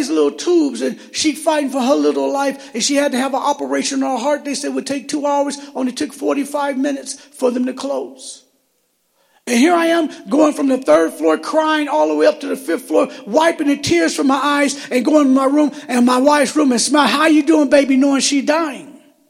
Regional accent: Michigan, United States; Here I am, I'm from Michigan, I'm in Arizona, I have no family at all.

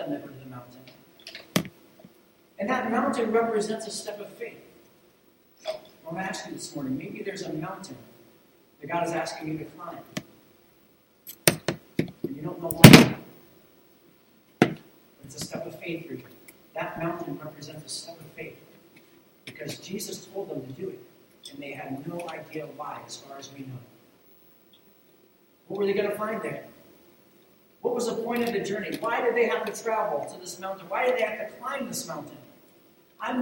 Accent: Ohio, United States; moved away; Where I grew up in Ohio, we called it route because it's R-O-U-T-E versus R-O-O-T

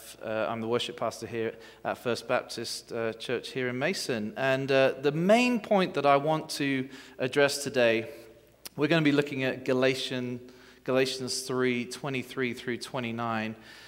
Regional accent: England, United Kingdom; You may not be able to understand my accent, but you can hear me, right? Okay. And well, good morning and happy 4th of July. I know that sounds kind of ironic coming from an Englishman

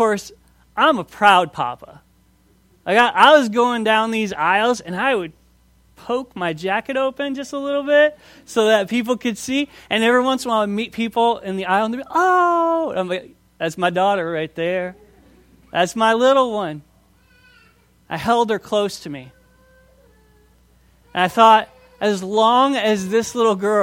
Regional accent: Minnesota, United States; moved away as an adult; I grew up in Minnesota

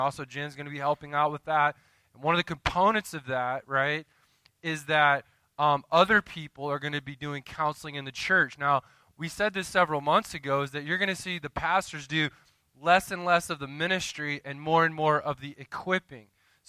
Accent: Winter Haven, Florida, United States; moved away; I grew up in the South, so we have really weird names down there, right?

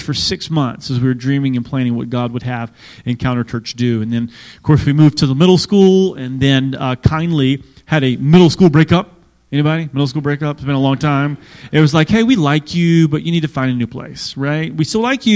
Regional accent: the South, United States; accent: southern; moved away as an adult; now in Massachusetts, United States; I'm a southern boy. I can turn on my accent

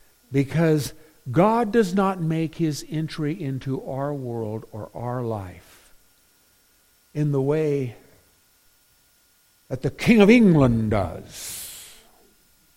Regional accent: Philippines; now in United States; I grew up in the Philippines, a missionary's kid. And man, could I play basketball. But when we came to the States, baseball was what they played in the summer.

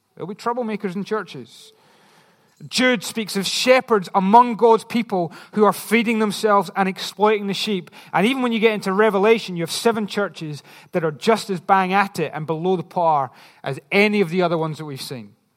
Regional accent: Scotland, United Kingdom; I'm just Scottish

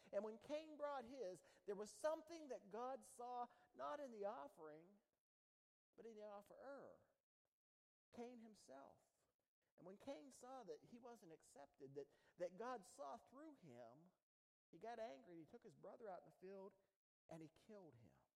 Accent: United States; When I was a kid, I grew up down there on the Ohio River

